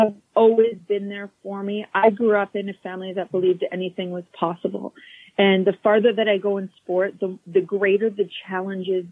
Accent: Calgary, Alberta, Canada; Born and raised in Calgary

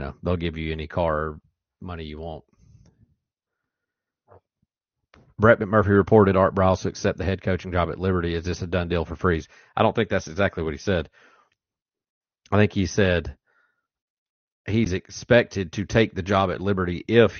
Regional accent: Opelika, Alabama, United States; Opelika, O-Town, my hometown

